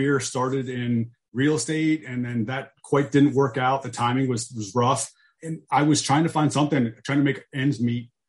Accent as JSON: {"language": "English", "town": "Camp Hill", "region": "Pennsylvania", "country": "United States", "tie": "born or raised there", "also_born_or_lived": "Kutztown, Pennsylvania", "said": "I grew up in Camp Hill, Pennsylvania, which is in the south central part of the state, right outside of the capital of Harrisburg"}